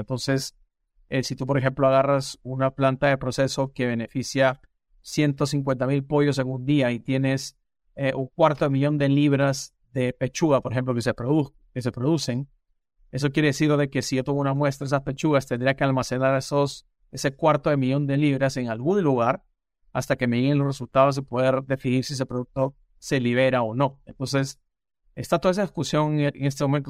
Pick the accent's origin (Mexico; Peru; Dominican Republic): Peru; moved away as an adult; also born or lived in Lima, Peru / Maryland, United States; now in United States; yo soy peruano de nacimiento